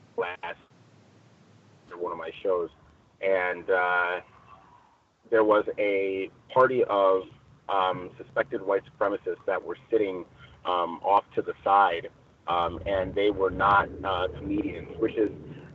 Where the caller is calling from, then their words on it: Chino, California, United States; I am reporting from Chino, California.